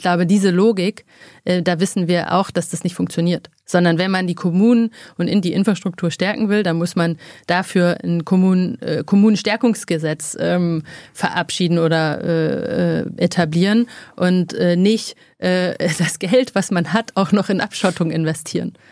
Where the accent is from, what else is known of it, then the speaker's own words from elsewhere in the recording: Freiberg, Saxony, Germany; also born or lived in Oldenburg; now in Berlin, Germany; ich bin in Oldenburg geboren und in Freiberg in Sachsen aufgewachsen